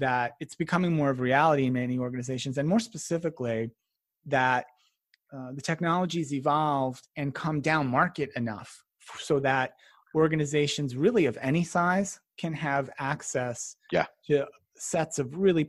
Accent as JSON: {"language": "English", "region": "New Jersey", "country": "United States", "tie": "born or raised there", "said": "I grew up in New Jersey"}